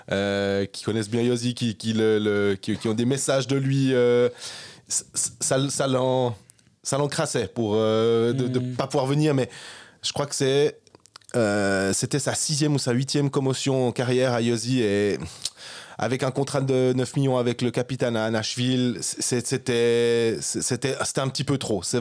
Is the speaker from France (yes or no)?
no; Switzerland; on met la ah Suisse parce qu'on est Suisse.